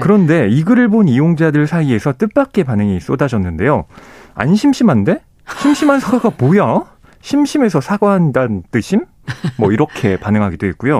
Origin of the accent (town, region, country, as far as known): South Korea